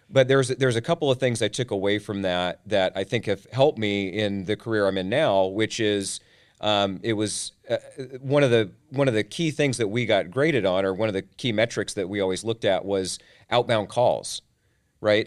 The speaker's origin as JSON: {"language": "English", "town": "Tacoma", "region": "Washington", "country": "United States", "tie": "born or raised there", "said": "was born and raised in Tacoma, Washington"}